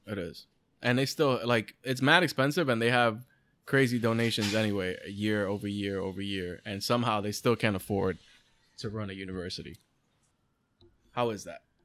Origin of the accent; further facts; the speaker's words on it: New York City, New York, United States; we're from the Bronx and all this shit, and, like, we didn't grow up in, like, the best areas